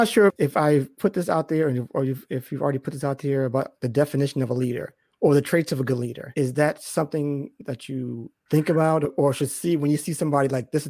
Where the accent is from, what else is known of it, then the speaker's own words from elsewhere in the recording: Boston, Massachusetts, United States; I'm from Boston